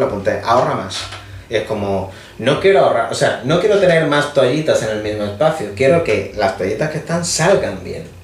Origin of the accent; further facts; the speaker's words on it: Andalusia, Spain; somos andaluces